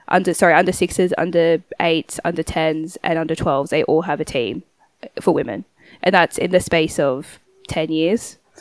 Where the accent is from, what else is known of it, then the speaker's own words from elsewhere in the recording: Sydney, New South Wales, Australia; I grew up in South Sydney, again, NRL Highland, St. George area